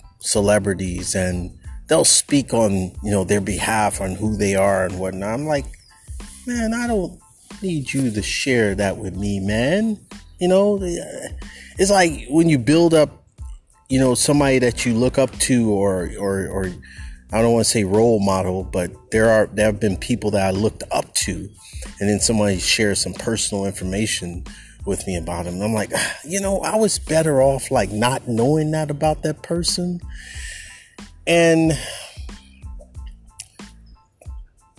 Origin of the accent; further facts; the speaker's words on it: California, United States; as a Californian